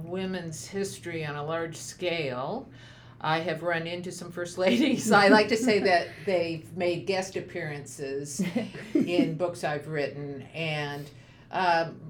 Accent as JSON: {"language": "English", "region": "Western Kansas", "country": "United States", "tie": "born or raised there", "moved": "yes", "said": "I am from Kansas originally. And as a kid growing up in Western Kansas, which is the Great Plains region"}